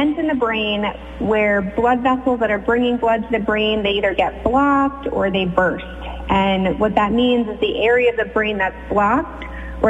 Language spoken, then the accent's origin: English; Connecticut, United States; moved away as an adult; also born or lived in Philadelphia; now in Sag Harbor, United States; I'm actually originally from Connecticut